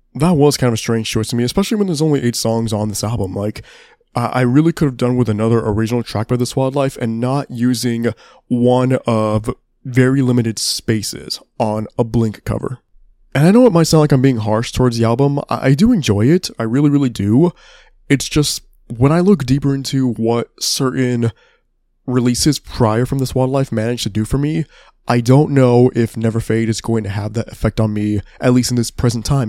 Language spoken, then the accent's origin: English; Texas, United States; my home state